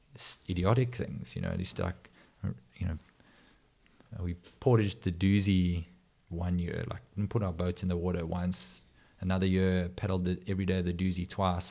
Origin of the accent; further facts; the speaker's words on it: South Africa; also born or lived in Johannesburg / Durban; as a South African